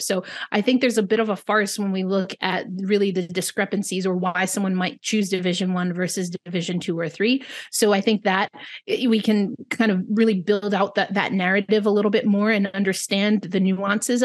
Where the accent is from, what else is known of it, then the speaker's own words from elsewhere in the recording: New York, United States; I'm a New Yorker